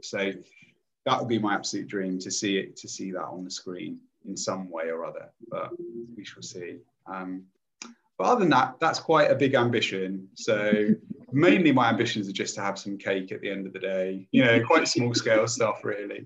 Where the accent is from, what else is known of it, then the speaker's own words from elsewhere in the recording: Lincolnshire, East Midlands, United Kingdom; I grew up in Lincolnshire, which is a very conservative uh, place anyway